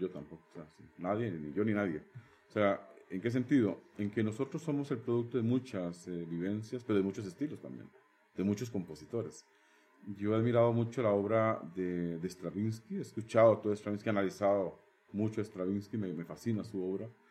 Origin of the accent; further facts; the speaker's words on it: Barva, Heredia, Costa Rica; moved away as an adult; now in Turrialba, Costa Rica; Barba es mi cuna, nací en Barba, amo a Barba